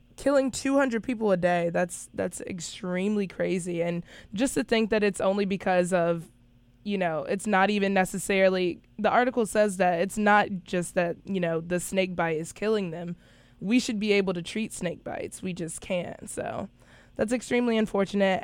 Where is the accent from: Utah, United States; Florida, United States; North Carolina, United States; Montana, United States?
North Carolina, United States; now in South Carolina, United States; I am from North Carolina, so I could also not be used to the South Carolina heat